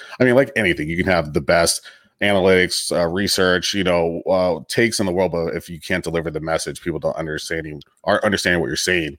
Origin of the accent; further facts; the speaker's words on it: Long Beach, California, United States; I'm from Long Beach. So, you know, we don't give that title out lightly